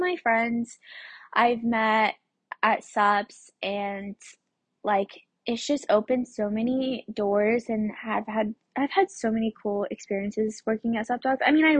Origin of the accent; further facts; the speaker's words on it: Durango, Colorado, United States; born there; I was born in Durango, Colorado, which is like 30, 45 minutes away from where my parents grew up and where they met, which is Aztec, New Mexico.